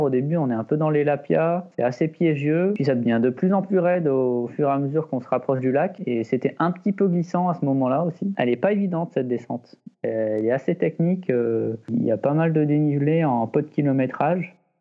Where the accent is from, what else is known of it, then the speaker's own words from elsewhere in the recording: Les Deux Alpes, Auvergne-Rhône-Alpes, France; also born or lived in Échirolles; now in Mercantour, France; je suis né à Échirol. J'ai passé à, à peu près mon enfance dans l'Isère, aux Deux Alpes